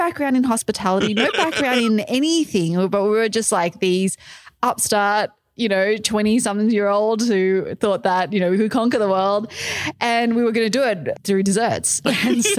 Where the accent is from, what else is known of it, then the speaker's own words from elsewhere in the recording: Australia; accent: Australian; moved away as an adult; also born or lived in Malaysia; now in New York City, United States; when I was a baby, my parents moved to Australia. So I grew up, I have a very strong Australian accent, I'm told.